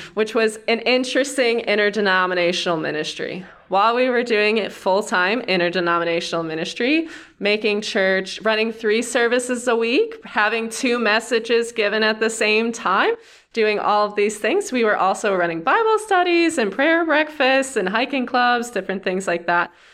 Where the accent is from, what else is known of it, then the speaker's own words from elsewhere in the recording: Cleveland, Ohio, United States; moved away as an adult; also born or lived in Wooster, Ohio / Yellowstone; I'm from Ohio and kind of all over. I grew up outside of Cleveland